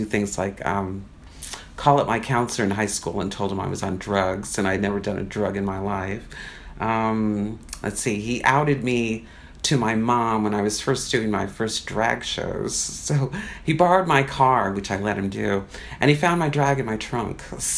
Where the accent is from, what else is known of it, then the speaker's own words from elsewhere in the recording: Tucson, Arizona, United States; moved away as an adult; I'm from Arizona, Tucson, Arizona originally. That's where I was raised. My father grew up in the Bronx, so he was a New Yorker. And I came here when I was 18, pretty much